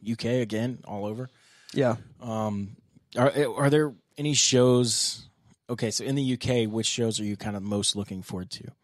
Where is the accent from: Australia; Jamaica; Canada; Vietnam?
Vietnam; born there; So I was born back in Vietnam.